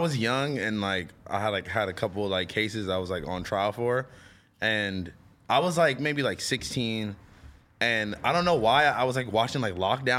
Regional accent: Corona, California, United States; You're like talking to people, they're like, oh, where are you from? Like, I'm from Corona.

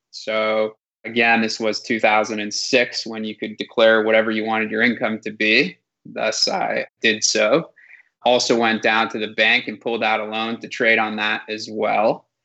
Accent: San Francisco, California, United States; Yep, I grew up here in the Bay Area, went to high school in San Francisco, and then went over to Berkeley for college

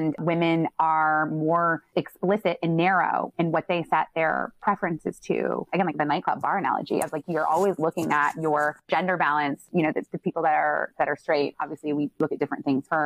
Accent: Midwest, United States; I'm from the Midwest

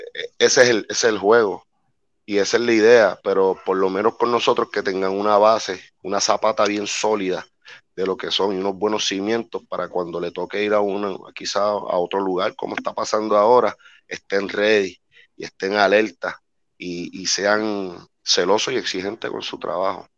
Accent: Puerto Rico; nosotros somos una isla de 100 por 35

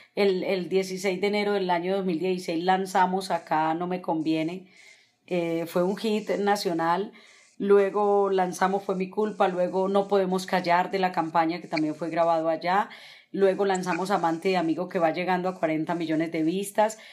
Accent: Sabanalarga, Antioquia, Colombia; moved away; also born or lived in Medellín; Vendía tamales en Sabana Larga, Antioquia, para ayudarle a mi madre

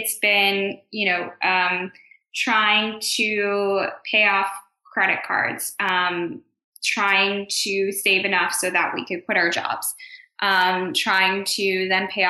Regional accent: Chicago, Illinois, United States; now in New York City, United States; so I grew up in Chicago

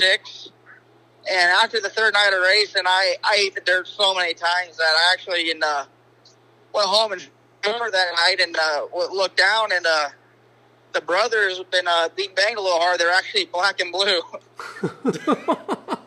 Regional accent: Omaha, Nebraska, United States; I'm actually from Omaha, Nebraska

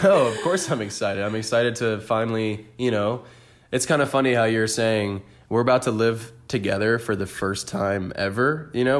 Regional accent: Orlando, Florida, United States; moved away; born and raised in the four oh seven

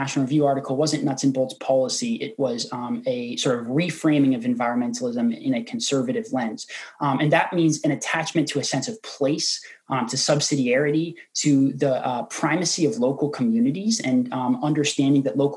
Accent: Oregon, United States; my home state of Oregon

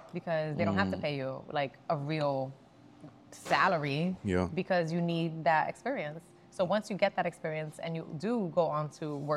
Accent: New York City, New York, United States; I'm from the Bronx. I wanted to work with people, like, you know, I grew up around

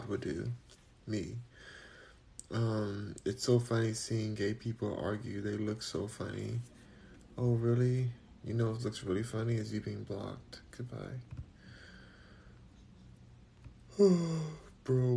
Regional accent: California, United States; I'm just from California

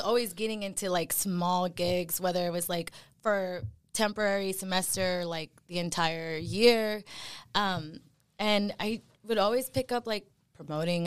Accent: Dallas, Texas, United States; first language Spanish; English is a second language; I grew up in Dallas, Texas.

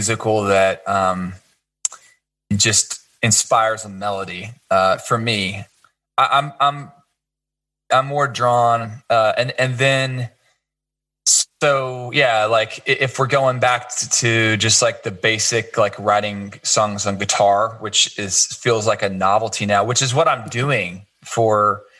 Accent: Kansas City, Missouri, United States; I grew up in Kansas City

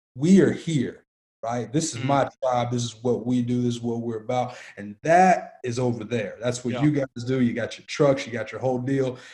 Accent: Antioch, Tennessee, United States; I grew up in Antioch, Tennessee, which is about 20 minutes

